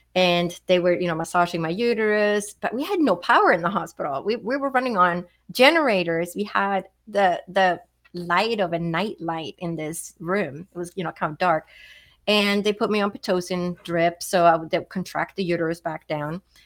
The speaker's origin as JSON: {"language": "English", "town": "Stockholm", "region": "Stockholm County", "country": "Sweden", "tie": "born or raised there", "moved": "as an adult", "lives_now": "United States", "said": "I grew up in Sweden, so I didn't move to the United States until I was 21."}